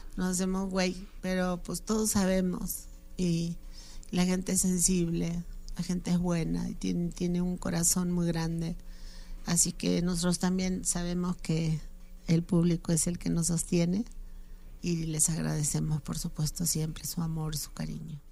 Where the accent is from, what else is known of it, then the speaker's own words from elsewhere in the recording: Argentina; now in Mexico; mi país, Argentina